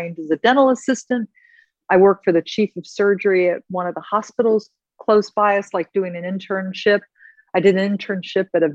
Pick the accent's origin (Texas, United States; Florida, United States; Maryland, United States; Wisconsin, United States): Maryland, United States; I grew up in Maryland in a small town